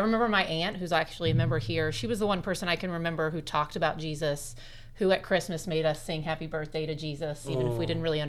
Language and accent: English; Bloomington, Indiana, United States; also born or lived in Lafayette, Indiana / San Diego, California; I am a 40-year-old mama of two. I'm married to my husband, Ryan, and I'm born and raised in Bloomington. Okay. So we lived away in Lafayette for a couple of years and then San Diego, but we eventually came home.